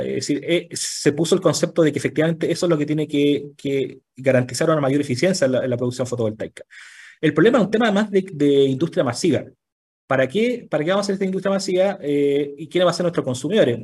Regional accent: Chile; todos los chilenos

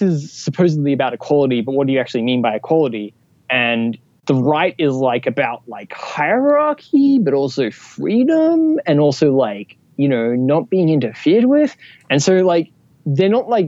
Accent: Australia; I'm an Australian, so like, I think like actually, I figured out like a couple weeks ago, like I'm actually one quarter convict

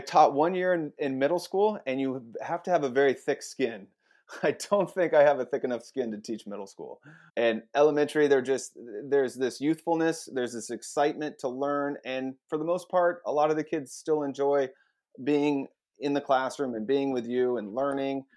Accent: Eastern Washington, United States; moved away as an adult; also born or lived in Salt Lake City, Utah; now in Portland, United States; I'm from Eastern Washington.

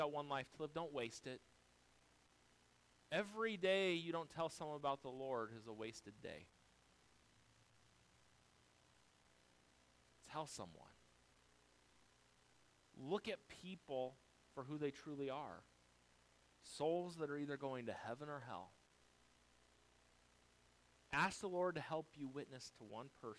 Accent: United States; We live here in America

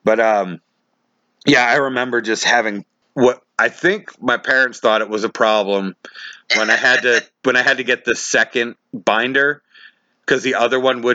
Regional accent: Taunton, Massachusetts, United States; where I grew up in Taunton, Massachusetts.

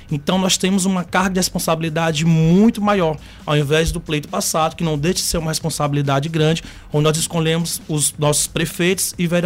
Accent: Maranhão, Brazil; Então, sou maranhense. Sou do interior do Maranhão, inclusive

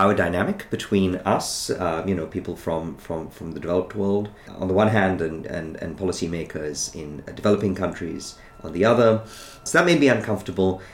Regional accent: India; moved away as an adult; I grew up in India

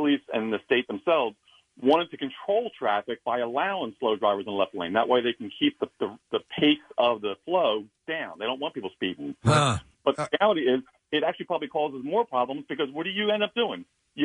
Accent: New Jersey, United States; I'm a Jersey driver, born and raised in South Jersey

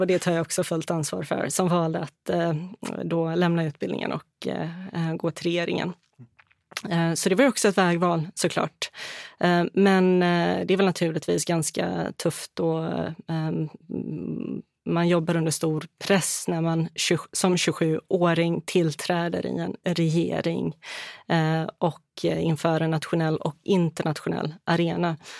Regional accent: Halmstad, Halland County, Sweden; moved away as an adult; also born or lived in Bosnia and Herzegovina; now in Stockholm, Sweden; Jag är från västkusten, från Halmstad och Halland

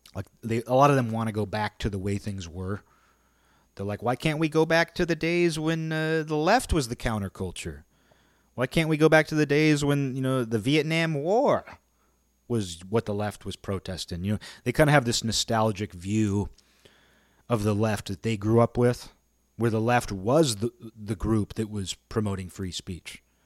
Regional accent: near Seattle, Washington, United States; also born or lived in Olympia, Washington; I live in Olympia, Washington. I grew up near Seattle.

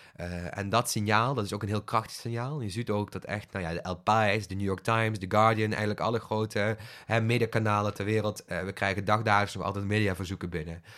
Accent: Bilzen, Flanders, Belgium; moved away; toen ik opgroeide in het Belgisch platteland. Het was een klein dorpje, Bilzen

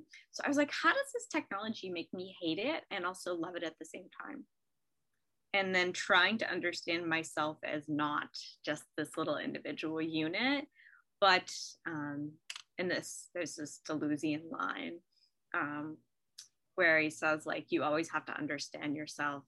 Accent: United States; as an American

